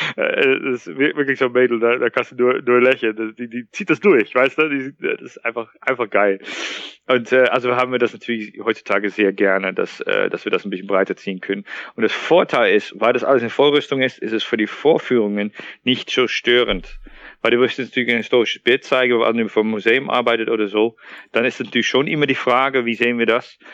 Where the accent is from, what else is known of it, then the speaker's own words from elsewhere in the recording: Netherlands; German is a second language; moved away as an adult; now in Thuringia, Germany; Ich bin gebürtiger Niederländer und sogar Holländer